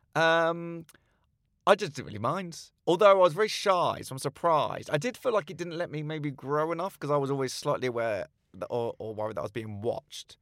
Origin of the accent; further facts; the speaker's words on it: Slough, South East England, United Kingdom; I grew up in Langley in Slough.